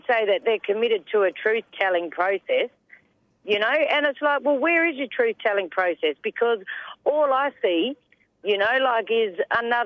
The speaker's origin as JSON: {"language": "English", "area": "Whadjuk Noongar country", "region": "southwest of Western Australia", "country": "Australia", "also_born_or_lived": "Kwinana, Western Australia", "said": "I'm from Noongar Buja, Noongar country in the southwest of WA. So I'm from Whadjuk country"}